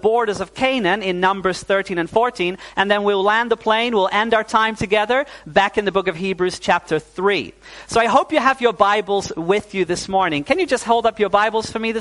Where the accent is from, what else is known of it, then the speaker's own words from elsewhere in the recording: Netherlands; also born or lived in New Zealand; My parents are Dutch. But when I was 9 years old, we moved back to the Netherlands.